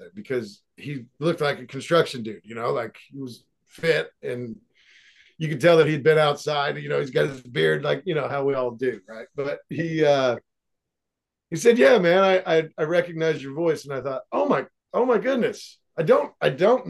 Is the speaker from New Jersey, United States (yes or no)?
no; Seymour, Indiana, United States; moved away as an adult; also born or lived in Los Angeles; I live in my hometown, right, where I grew up, and it's a small town